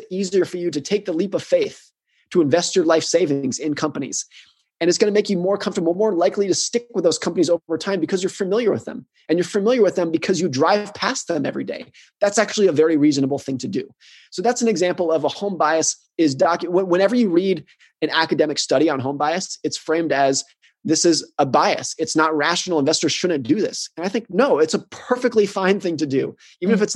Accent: United States; born or raised there

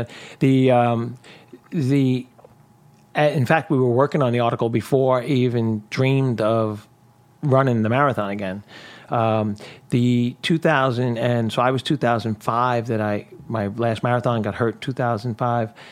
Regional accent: New York City, New York, United States; growing up in Brooklyn

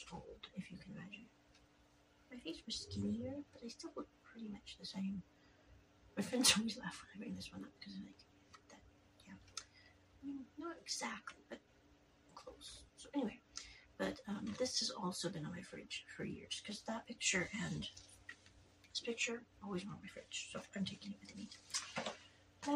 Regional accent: United States; I am an American person.

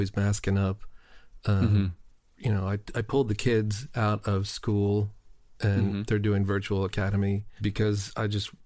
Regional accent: New Jersey, United States; moved away; I'm from New Jersey

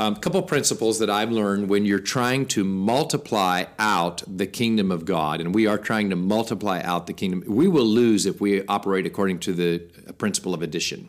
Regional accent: United States; we, as American Christians

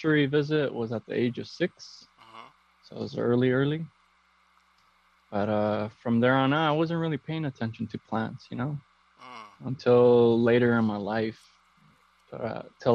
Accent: Downey, California, United States; also born or lived in Huntington Park, California; I'm originally from Downey, California, and I was born in Huntington Park

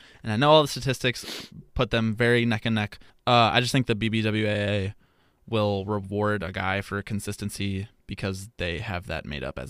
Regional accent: Texas, United States; I'm Southern, but I'm also a hipster. I'm like a trendy Southerner, you know? I am from Texas, but I also like emo rock.

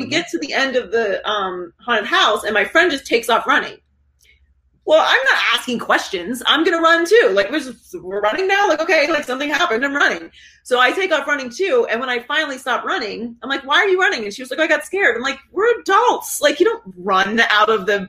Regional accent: Pittsburgh, Pennsylvania, United States; moved away as an adult; also born or lived in Miami, Florida; I was born and raised in Pittsburgh. I lived there until I was 18. And then I moved to Florida.

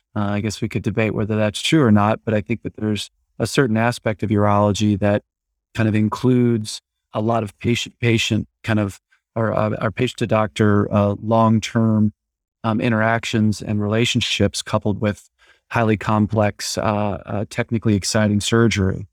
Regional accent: Iowa, United States; moved away as an adult; now in Dallas, United States; I'm originally from Iowa, uh, went to medical school there

